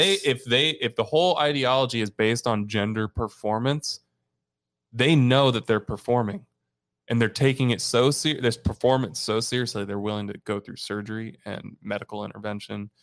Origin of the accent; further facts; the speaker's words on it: Indiana, United States; now in Glendale, United States; I'm from Indiana.